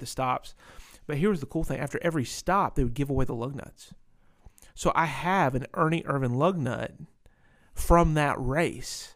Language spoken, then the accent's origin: English; Winston-Salem, North Carolina, United States; also born or lived in Ohio / Pennsylvania; I moved to North Carolina, which is, uh, Racing Hub U S